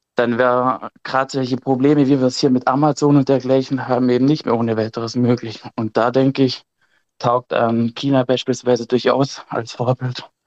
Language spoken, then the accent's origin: German; Germany; bei uns in Deutschland